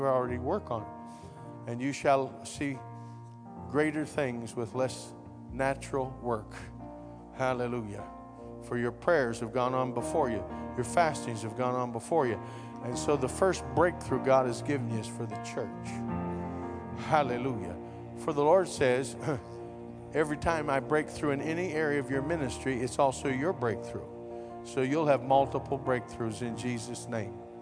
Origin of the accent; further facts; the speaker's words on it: West Virginia, United States; I'm from West Virginia